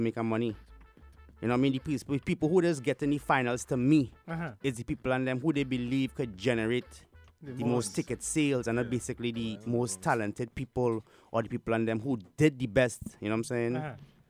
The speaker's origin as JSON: {"language": "English", "town": "Petit Valley", "country": "Trinidad & Tobago", "tie": "born or raised there", "moved": "yes", "lives_now": "United States", "said": "born Pitti Valley, Trinidad and Tobago is where I grew up"}